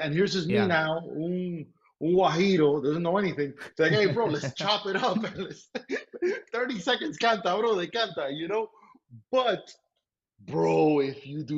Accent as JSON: {"language": "English", "town": "Miami", "region": "Florida", "country": "United States", "tie": "born or raised there", "said": "we were raised in Miami"}